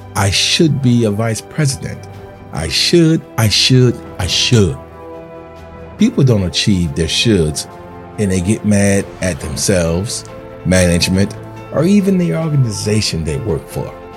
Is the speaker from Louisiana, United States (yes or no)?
yes; New Orleans, Louisiana, United States; I'm from New Orleans, Louisiana.